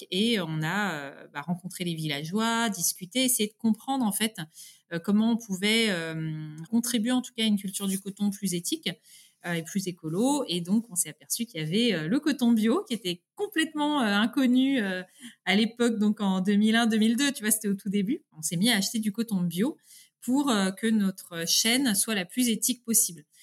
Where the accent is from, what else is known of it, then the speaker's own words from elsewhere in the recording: France; accent: French; Et l'anglais, je le parle, bah, oui, beaucoup mieux, voilà couramment, mais euh, par contre, j'ai un petit accent français.